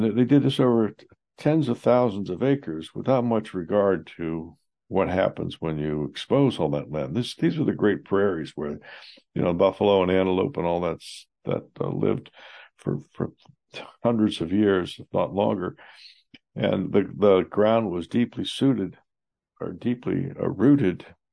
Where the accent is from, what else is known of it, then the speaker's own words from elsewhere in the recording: Johnstown, United States; having personally experienced 26% unemployment in my hometown of Johnstown